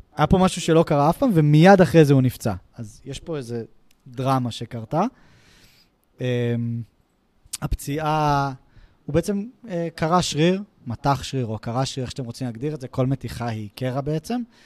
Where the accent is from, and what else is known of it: Israel